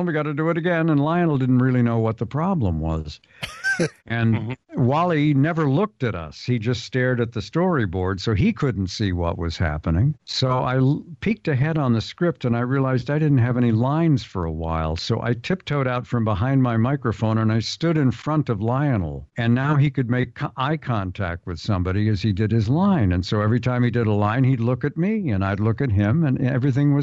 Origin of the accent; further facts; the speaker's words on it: San Diego, California, United States; I'm from the Ocean Beach section of San Diego